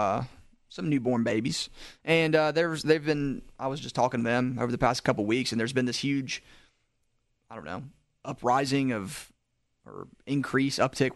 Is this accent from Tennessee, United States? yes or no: yes; Jackson, Tennessee, United States; being from Jackson, Tennessee